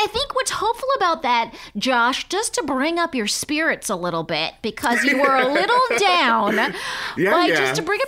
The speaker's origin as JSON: {"language": "English", "region": "California", "country": "United States", "moved": "yes", "said": "I'm from California."}